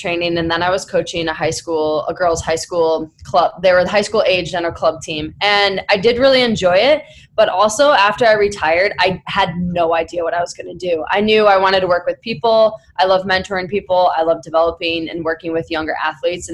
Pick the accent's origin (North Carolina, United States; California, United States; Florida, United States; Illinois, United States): Illinois, United States; Chicago; traded in the offseason after 2009 back to Chicago. And to be able to come back to my hometown